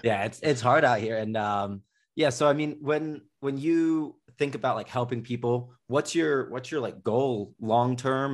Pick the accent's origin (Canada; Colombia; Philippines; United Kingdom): United Kingdom; Slough, South East England; born or raised there; now in United States